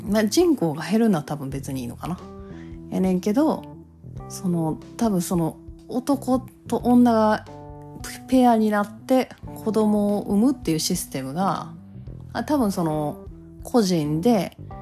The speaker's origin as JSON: {"language": "Japanese", "region": "Kansai", "country": "Japan", "accent": "Kansai-ben"}